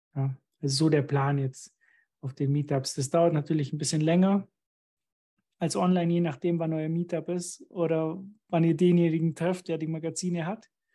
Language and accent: German; Germany; ich bin jetzt ganz alleine als Deutscher hier unter Österreichern